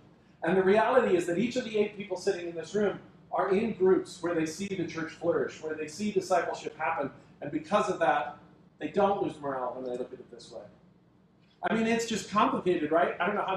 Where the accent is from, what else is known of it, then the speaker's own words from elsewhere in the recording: United States; our culture as American Christians